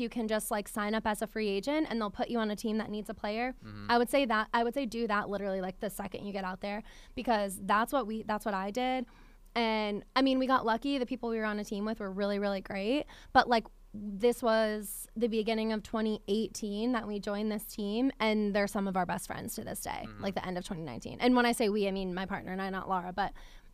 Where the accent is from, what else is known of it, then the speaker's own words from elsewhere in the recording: upstate New York, United States; moved away as an adult; also born or lived in Williamsburg, Virginia; now in Richmond, United States; I grew up in New York, so it's much different. Like, upstate New York, very rural area